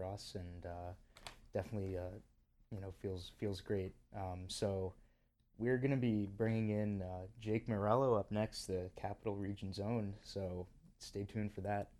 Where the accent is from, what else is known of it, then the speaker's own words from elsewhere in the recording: Bethlehem, New York, United States; I'm from Bethlehem.